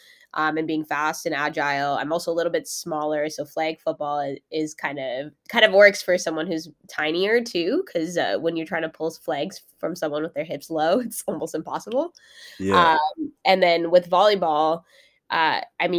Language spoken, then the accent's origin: English; Mississauga, Ontario, Canada; born or raised there; also born or lived in Brampton, Ontario